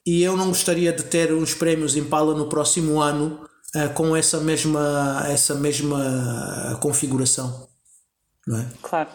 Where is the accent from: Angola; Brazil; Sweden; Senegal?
Angola; moved away; also born or lived in Portugal / New York; Eu nasci em Angola e eu, e eu cresci em Angola